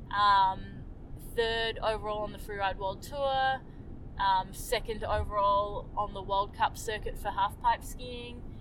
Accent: Fernie, British Columbia, Canada; I grew up skiing in Fernie, British Columbia

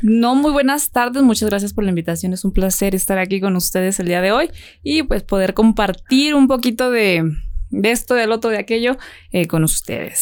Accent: Jerez, Zacatecas, Mexico; now in Zacatecas, Mexico; Yo soy de la hermosa ciudad de Jerez.

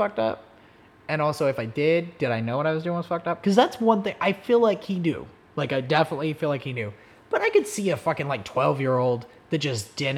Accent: Oklahoma, United States; I'm just fucking from Oklahoma.

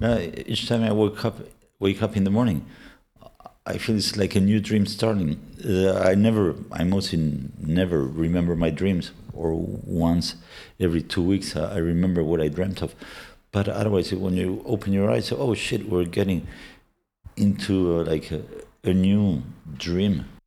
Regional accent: Argentina; accent: Argentinian; English is a second language; moved away; my parents were Argentinian and I was born in Argentina. My, my, my, uh, my Spanish is fluent with an Argentinian accent

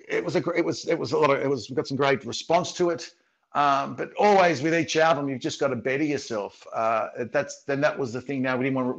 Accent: Sydney, New South Wales, Australia; I'm from Sydney

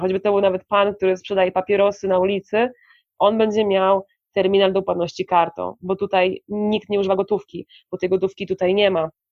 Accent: Poland; moved away; also born or lived in Colombia; jestem z Polski

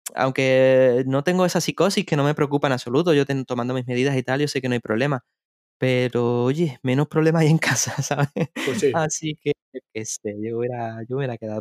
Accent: Seville, Andalusia, Spain; yo soy de Sevilla

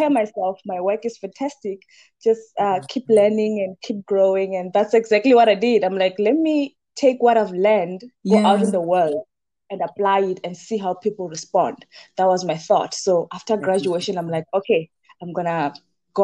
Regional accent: Venda, Limpopo, South Africa; moved away as an adult; also born or lived in Johannesburg; I grew up in Limpopo, Venda, and after I graduated high school, I moved to Johannesburg

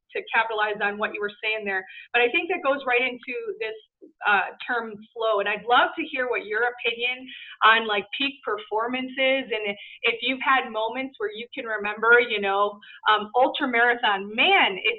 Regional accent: Chicago, Illinois, United States; I grew up in Chicago during the 90s

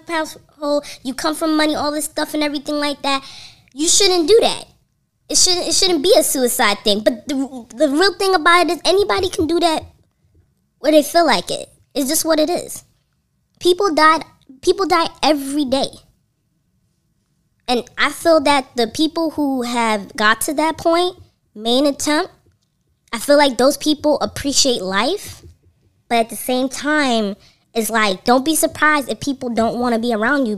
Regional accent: New York City, New York, United States; as a New Yorker

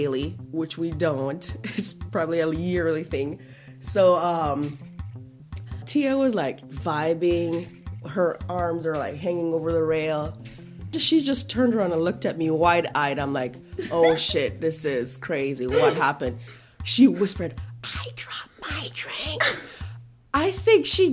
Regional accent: Jamaica; moved away; I'm Jamaican

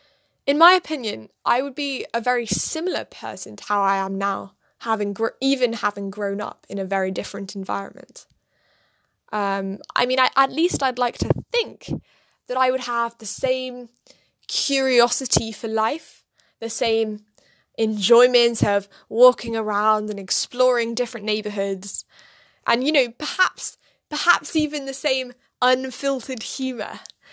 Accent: United States; born there; accent: British; now in London, United Kingdom; I was not actually born in London, despite my quite British accent. I was born in America, in quite a small, idyllic, almost fairy-like town.

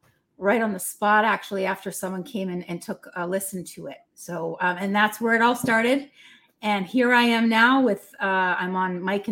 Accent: Nova Scotia, Canada; moved away as an adult; also born or lived in New York; now in Brampton, Canada; I'm not originally from Brampton, actually. I live here currently, but I am originally from Nova Scotia, the east coast of Canada. And I left Nova Scotia when I was 18

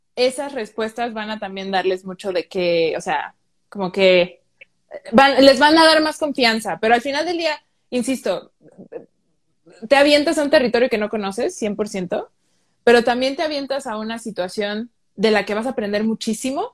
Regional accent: Mexico; nosotros los mexicanos

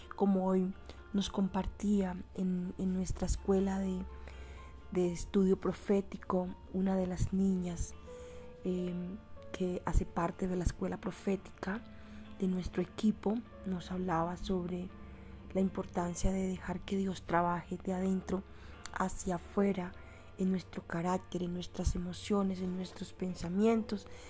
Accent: Colombia; aquí en mi país Colombia

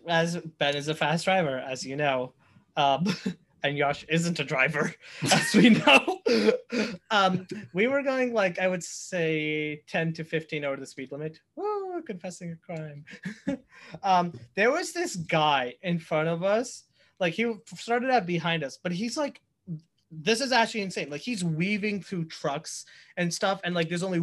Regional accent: India; moved away; I'm from India and we use kilometers there

